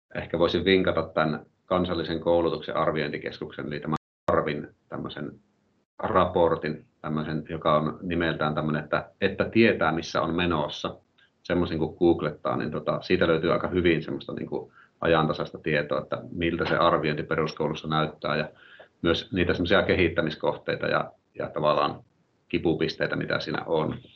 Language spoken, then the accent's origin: Finnish; Oulu, North Ostrobothnia, Finland; mä oon oululainen luokanopettaja